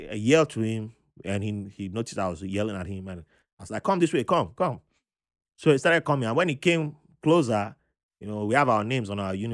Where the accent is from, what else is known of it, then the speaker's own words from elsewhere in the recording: Panama; I'm from Panama. I, mean, I was born in Panama.